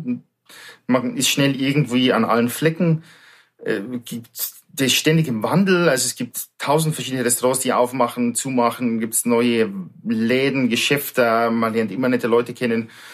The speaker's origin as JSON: {"language": "German", "area": "between Munich and Salzburg", "region": "Bavaria", "country": "Germany", "tie": "born or raised there", "also_born_or_lived": "Fuerteventura", "moved": "as an adult", "said": "Ich bin ein Südstaatler aus Bayern sozusagen, aus südlichen Ländern zwischen München und Salzburg aufgewachsen, ein kleines Dorf"}